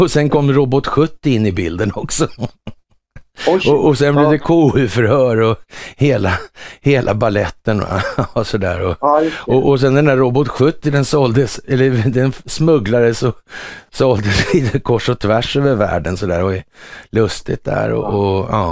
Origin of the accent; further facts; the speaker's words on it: Sweden; som svensk